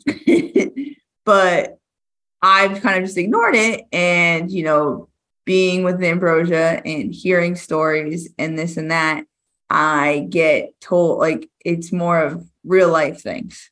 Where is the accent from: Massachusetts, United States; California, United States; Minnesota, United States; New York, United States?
Massachusetts, United States; Rockland; I'm from Massachusetts.